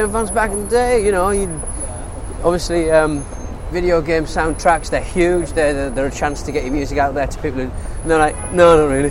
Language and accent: English; England, United Kingdom; accent: English; with my charming English accent